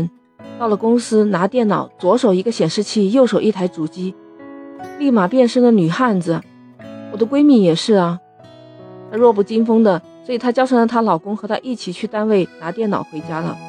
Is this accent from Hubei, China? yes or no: no; Shenzhen, Guangdong, China; 我们深圳人民